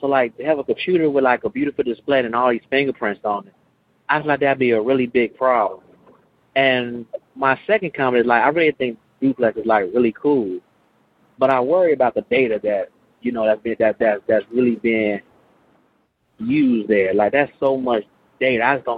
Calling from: Chicago, Illinois, United States; from Chicago.

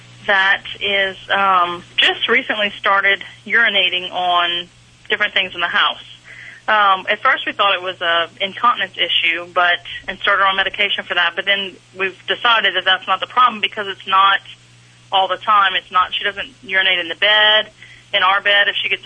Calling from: College Station, Texas, United States; I am calling from College Station, Texas.

